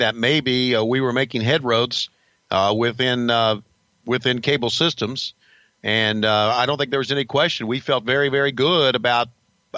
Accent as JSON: {"language": "English", "town": "Marietta", "region": "Georgia", "country": "United States", "tie": "born or raised there", "said": "my hometown of Marietta, Georgia"}